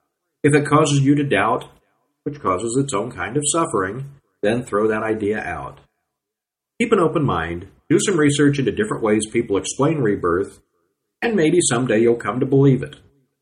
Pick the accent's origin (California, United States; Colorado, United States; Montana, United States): California, United States; born there; now in Texas, United States; I was born in California. Now I live in Texas, so as you can guess, I get no gain here in Texas.